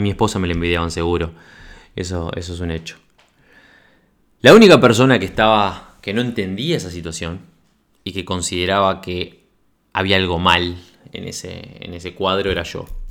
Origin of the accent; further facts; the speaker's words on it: Uruguay; moved away; yo nací en Uruguay en 1979, soy uruguayo, de pura cepa, viví toda mi adolescencia, mi infancia y mi adolescencia en Uruguay